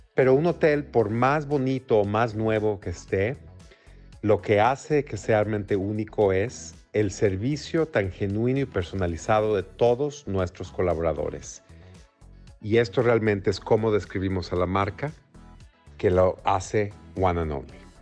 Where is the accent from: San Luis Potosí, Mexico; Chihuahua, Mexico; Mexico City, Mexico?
Mexico City, Mexico; moved away as an adult; also born or lived in Houston, United States; now in New York, United States; soy mexicano, nací y crecí en la Ciudad de México.